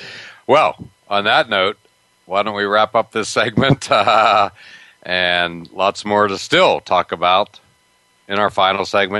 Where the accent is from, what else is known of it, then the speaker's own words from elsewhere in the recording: Pennsylvania, United States; moved away as an adult; also born or lived in Florida; early in my career, I was the editor of a paper in Florida after growing up in Pennsylvania in my early 20s, and, you know, moved down to Florida